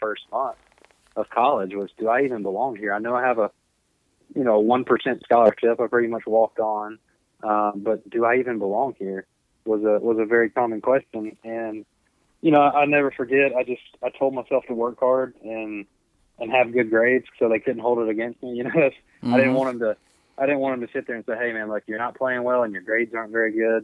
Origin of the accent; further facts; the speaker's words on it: the South, United States; moved away as an adult; also born or lived in Missouri; I'm from the South and I went 8 hours north